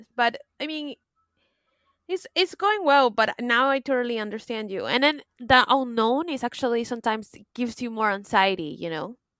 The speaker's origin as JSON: {"language": "English", "country": "United States", "moved": "yes", "lives_now": "France", "said": "I'm American"}